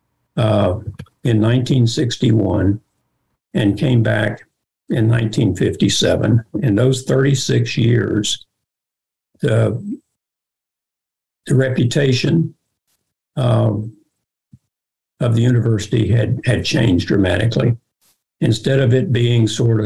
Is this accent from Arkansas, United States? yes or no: yes; Arkansas, United States; moved away as an adult; also born or lived in Georgia; I came home for my home state, for Arkansas